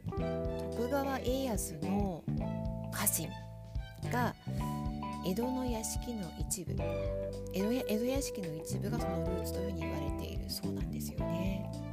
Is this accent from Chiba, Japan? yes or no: no; Tokyo, Japan; moved away; 子供の頃東京新宿に住んでいた